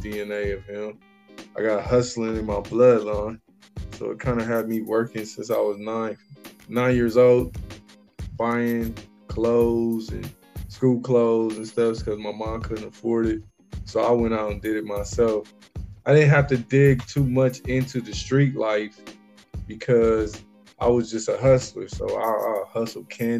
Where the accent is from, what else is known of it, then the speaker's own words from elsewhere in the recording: Columbus, Ohio, United States; born and raised in Columbus, Ohio